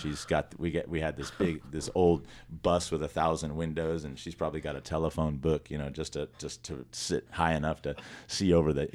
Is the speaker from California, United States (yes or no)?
yes; Los Angeles County, California, United States; also born or lived in Simi Valley, California / San Fernando Valley, California; We lived in mostly L.A. County all my life